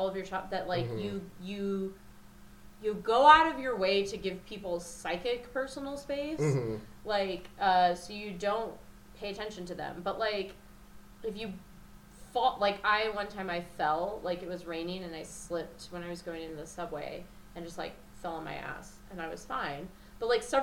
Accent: the West, United States; also born or lived in New Mexico / Illinois / Nevada / Louisiana; now in Colorado, United States; I grew up in the West

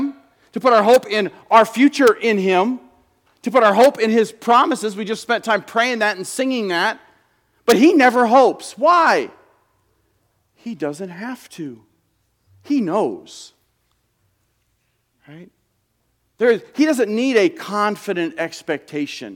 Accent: United States; as American Christians

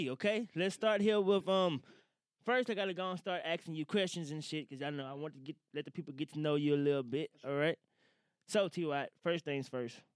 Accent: Woodville, Mississippi, United States; moved away; I'm from Woodville originally

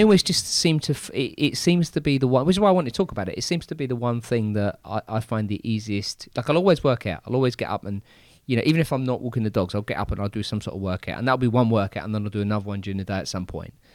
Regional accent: England, United Kingdom; I'm English

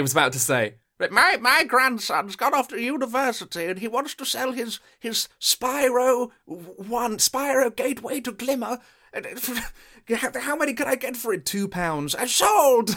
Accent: Suffolk, East of England, United Kingdom; I am from Suffolk.

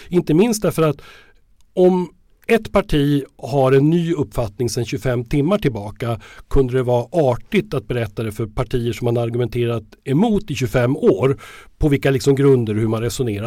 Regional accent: Sweden; som svenskar

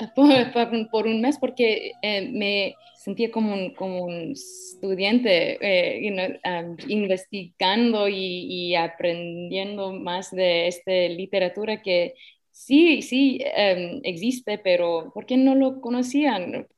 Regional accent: United States; yo nací, y crecí en los Estados Unidos

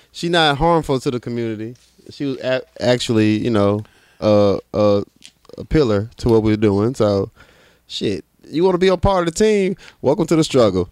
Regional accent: New York City, New York, United States; I'm from Brooklyn

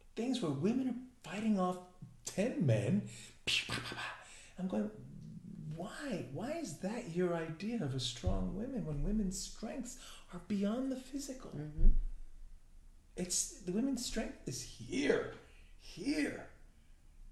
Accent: New York City, New York, United States; I'm from New York

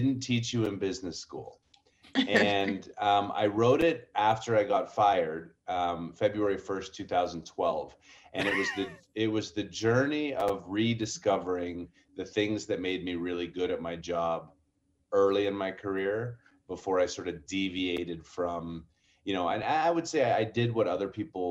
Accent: Calgary, Alberta, Canada; moved away as an adult; also born or lived in New York, United States; now in Denver, United States; I grew up in Calgary

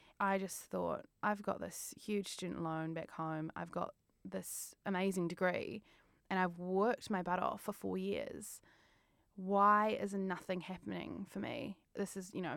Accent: New Zealand; moved away as an adult; now in London, United Kingdom; as a Kiwi

